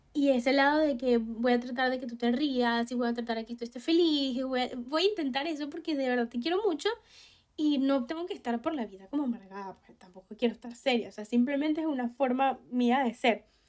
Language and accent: Spanish; Venezuela; Yo sé que yo soy una persona venezolana